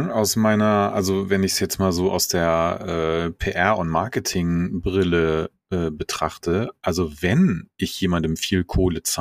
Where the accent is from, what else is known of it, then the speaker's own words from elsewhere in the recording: Hesse, Germany; born there; ich bin ja in Hessen geboren, aber hab da nur.